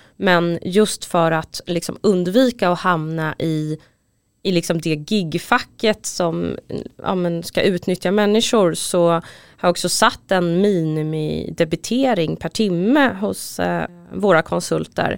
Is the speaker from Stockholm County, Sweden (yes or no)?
yes; Stockholm, Stockholm County, Sweden; also born or lived in Huddinge; jag är uppvuxen på båda platserna, för mina föräldrar skilde sig när jag var ganska ung och pappa bodde i Husby och mamma bodde i Huddinge.